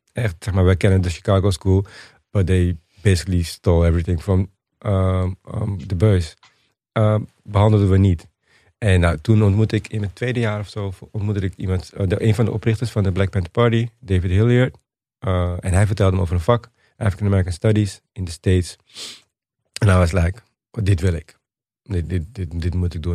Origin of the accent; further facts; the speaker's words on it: Suriname; now in Netherlands; ik ben in Suriname geboren